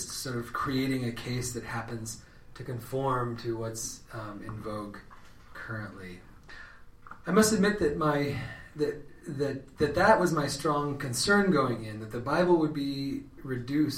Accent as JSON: {"language": "English", "town": "Redding", "region": "California", "country": "United States", "tie": "born or raised there", "moved": "as an adult", "lives_now": "Athens, Ohio, United States", "said": "I'm from California. I'm from the north, though. Reading is the town that I grew up"}